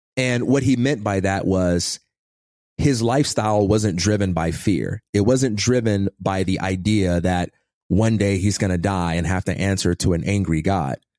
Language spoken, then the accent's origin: English; Chicago, Illinois, United States; also born or lived in Westchester, Illinois; I grew up in Chicago, Illinois, and I am the son of a pastor